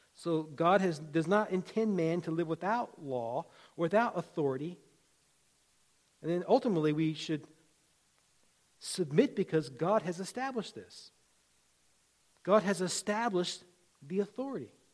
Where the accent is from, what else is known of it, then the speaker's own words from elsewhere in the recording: Virginia, United States; When I was a kid growing up in Virginia